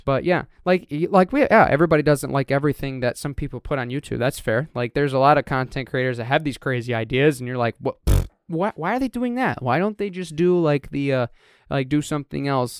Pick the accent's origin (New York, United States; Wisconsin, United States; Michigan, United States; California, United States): Michigan, United States; Reed City; Reed City just put one in at my hometown at Riambat Park